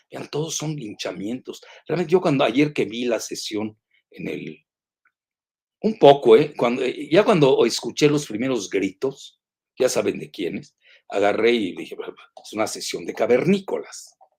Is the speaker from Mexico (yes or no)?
yes; Mexico